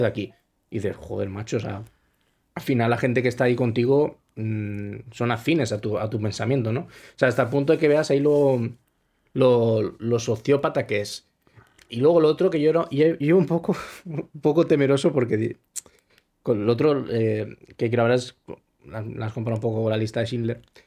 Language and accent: Spanish; Spain; soy, soy español